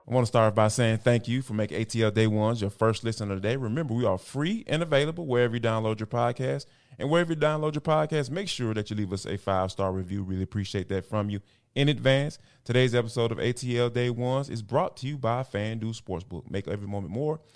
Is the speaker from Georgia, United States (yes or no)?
yes; Atlanta, Georgia, United States; this is my hometown team